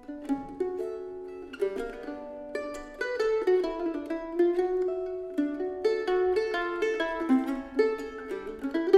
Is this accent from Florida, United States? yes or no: yes; Florida, United States; now in San Francisco, United States; I grew up in Florida where I got into folk music and bluegrass there